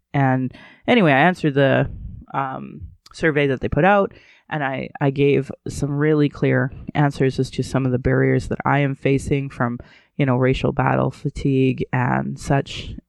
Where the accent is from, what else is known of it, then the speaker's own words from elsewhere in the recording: Alberta, Canada; growing up in Alberta